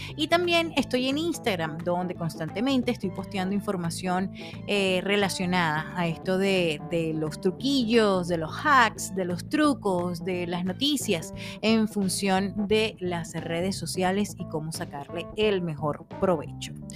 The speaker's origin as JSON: {"language": "Spanish", "country": "Venezuela", "moved": "as an adult", "lives_now": "Phoenix, United States", "said": "soy comunicadora venezolana residenciada en Phoenix, Arizona"}